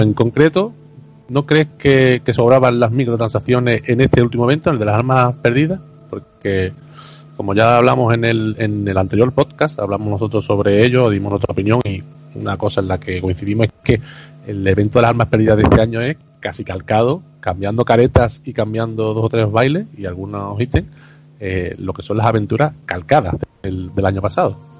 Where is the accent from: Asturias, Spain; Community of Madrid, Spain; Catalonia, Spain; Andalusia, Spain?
Andalusia, Spain; soy andaluz